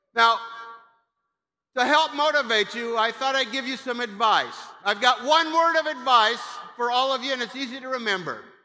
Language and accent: English; Kansas, United States; moved away; I'm from Kansas. I went to Pitt State, When I was in high school